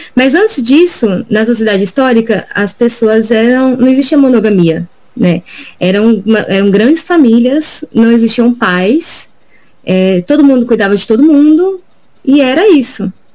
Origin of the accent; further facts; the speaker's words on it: Diadema, São Paulo, Brazil; eu sou daqui de Diadema, do Grande ABC